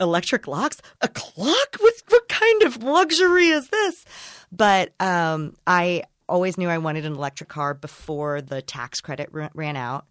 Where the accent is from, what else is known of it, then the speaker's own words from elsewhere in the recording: Indiana, United States; accent: broad, flat Indiana; moved away as an adult; also born or lived in Chicago, United States; now in Los Angeles, United States; I'm from Indiana, so I guess I could do a really broad, flat Indiana accent